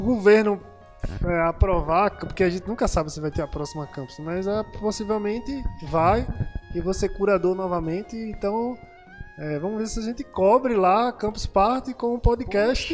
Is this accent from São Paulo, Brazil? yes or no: no; Pernambuco, Brazil; eu sou pernambucano igual a vocês